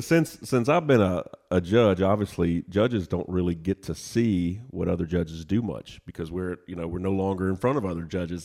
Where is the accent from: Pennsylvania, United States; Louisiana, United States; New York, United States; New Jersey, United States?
Louisiana, United States; Lafayette; moved away as an adult; also born or lived in Lake Charles, Louisiana / Nashville, Tennessee; now in Chattanooga, United States; originally, I was born in Lake Charles, Louisiana, but grew up in Lafayette, Louisiana.